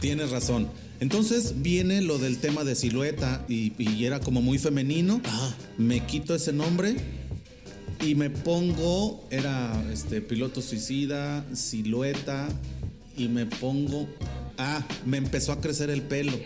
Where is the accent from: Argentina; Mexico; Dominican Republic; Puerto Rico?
Mexico; San Luis Potosí; also born or lived in Mexico City; soy orgullosamente potosino